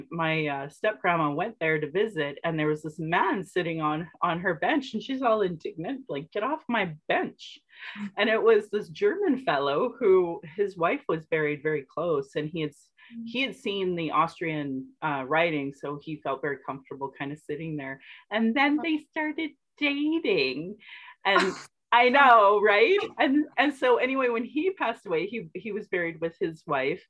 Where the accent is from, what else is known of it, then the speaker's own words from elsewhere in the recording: Sylvan Lake, Alberta, Canada; also born or lived in Calgary; growing up in Sylvan Lake